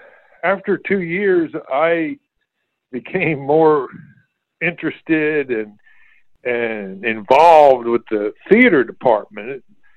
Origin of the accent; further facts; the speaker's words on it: Chattanooga, Tennessee, United States; Well, I lived in North Chattanooga over on Mississippi Avenue. I had eight brothers and sisters, and we had a great swimming team